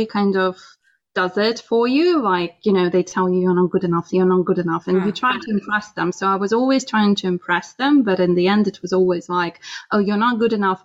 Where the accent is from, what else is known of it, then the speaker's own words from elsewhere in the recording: Russia; moved away as an adult; now in London, United Kingdom; I was born in Russia and I was born to quite a simple family